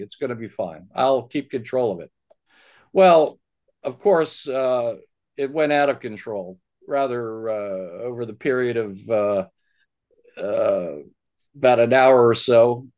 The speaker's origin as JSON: {"language": "English", "town": "Baltimore", "region": "Maryland", "country": "United States", "tie": "born or raised there", "said": "I grew up in Baltimore"}